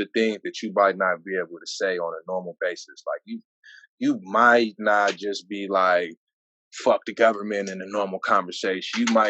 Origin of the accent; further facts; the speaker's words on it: San Diego, California, United States; also born or lived in Brockton, Massachusetts; I'm from Southeast San Diego, man. I spent a little bit of time on the East Coast, man, but I'm bred right here in these grounds, man. In San Diego, it's in the blood.